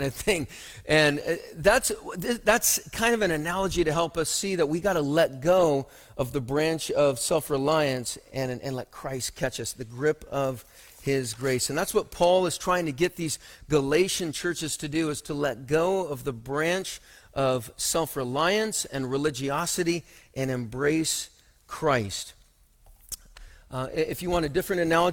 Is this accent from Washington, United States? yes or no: yes; Othello, Washington, United States; As a young kid, I grew up in Othello, and then has anyone actually even heard of Othello? It is actually in Washington